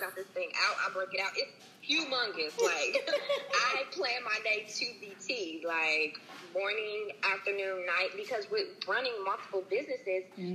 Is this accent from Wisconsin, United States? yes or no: yes; Milwaukee, Wisconsin, United States; now in Atlanta, United States; growing up in Milwaukee, Wisconsin